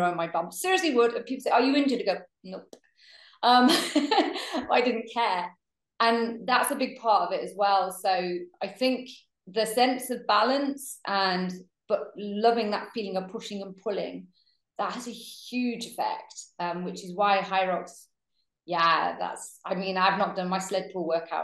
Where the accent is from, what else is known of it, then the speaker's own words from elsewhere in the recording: Manchester, North West England, United Kingdom; growing up in Manchester